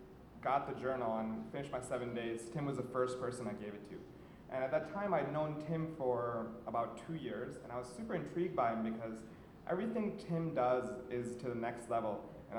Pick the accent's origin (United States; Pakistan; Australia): Pakistan; moved away; I grew up in Pakistan